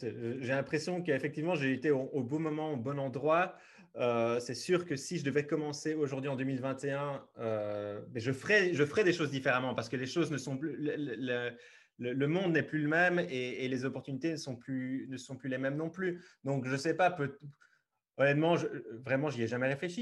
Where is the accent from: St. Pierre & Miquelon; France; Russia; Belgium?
Belgium; Liège region, Wallonia; je suis belge, je viens de la région liégeoise